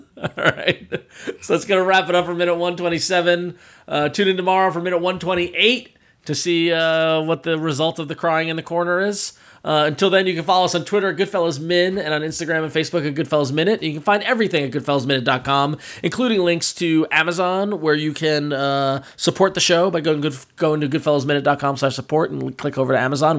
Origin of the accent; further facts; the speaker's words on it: Long Island, New York, United States; I'm from Long Island and I'm Italian